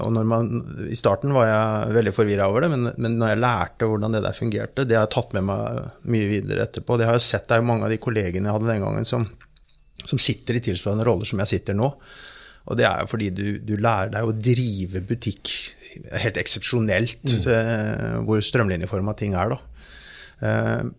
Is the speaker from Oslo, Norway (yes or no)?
no; Fredrikstad, Østfold, Norway; Jeg kommer fra Fredrikstad